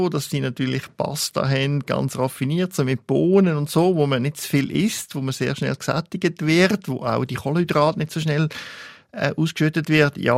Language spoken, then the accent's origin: German; Italy; so als Italiener muss man schon sagen, gibt es ja nur italienisches Essen.